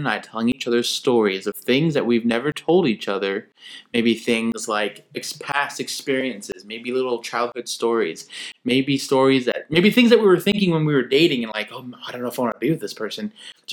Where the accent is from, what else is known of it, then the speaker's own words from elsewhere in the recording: Norman, Oklahoma, United States; moved away; I was from Norman